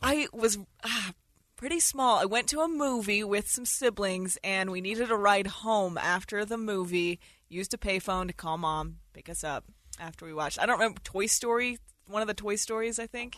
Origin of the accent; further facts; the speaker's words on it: Utah, United States; I grew up in Utah